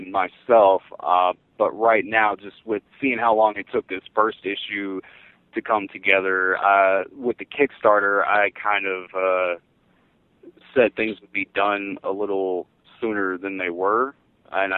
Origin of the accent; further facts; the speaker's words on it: the South, United States; I grew up in the South.